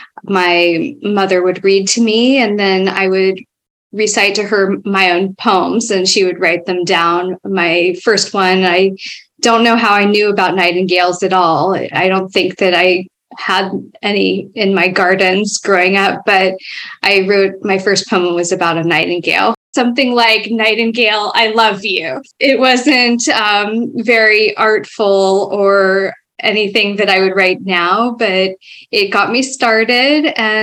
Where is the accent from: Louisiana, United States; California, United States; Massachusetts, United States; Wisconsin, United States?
California, United States; Foster City; I grew up in the Bay Area a little bit further south from where I live now in a town called Foster City. Back then, it was a small town and just fairly recently built. It was built on landfill, of all things